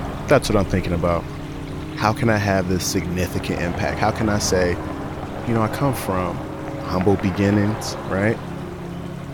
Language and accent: English; Detroit, Michigan, United States; I am a Detroiter from the East Side, and I care deeply about my community, and that's why I continue to live here